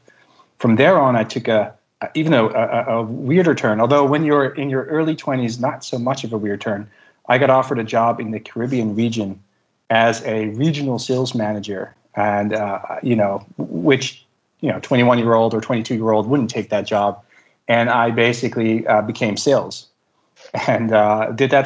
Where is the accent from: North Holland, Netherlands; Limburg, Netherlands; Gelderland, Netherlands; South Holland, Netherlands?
South Holland, Netherlands; Delft; my first job was in my hometown in Delft